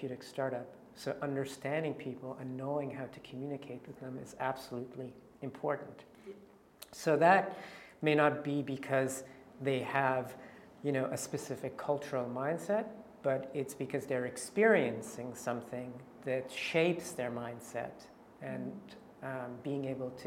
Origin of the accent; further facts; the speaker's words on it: Canada; moved away; I'm Canadian